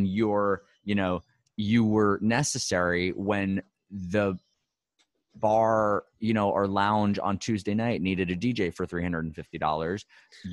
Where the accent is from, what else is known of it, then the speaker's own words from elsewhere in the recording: New York City, New York, United States; I'm from New York City